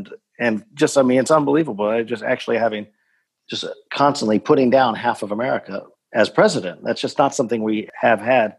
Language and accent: English; Houston, Texas, United States; moved away as an adult; also born or lived in New York City; now in Berlin, Germany; I grew up in Houston, Texas, and I lived in New York City.